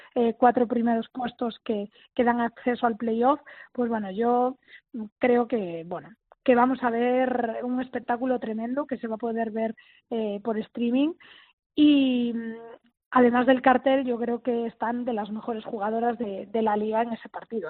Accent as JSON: {"language": "Spanish", "region": "Galicia", "country": "Spain", "said": "mi tierra"}